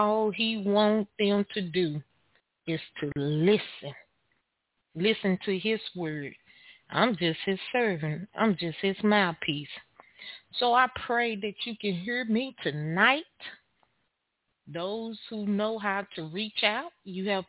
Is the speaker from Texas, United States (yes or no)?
yes; Texas, United States; I am your host from Texas